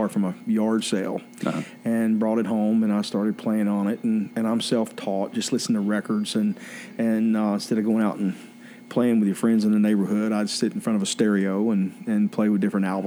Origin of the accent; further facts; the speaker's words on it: Charlotte, North Carolina, United States; I'm originally from Charlotte, okay. North Carolina